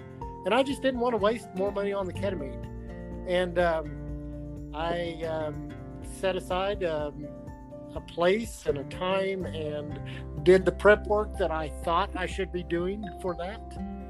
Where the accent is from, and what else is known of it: Arkansas, United States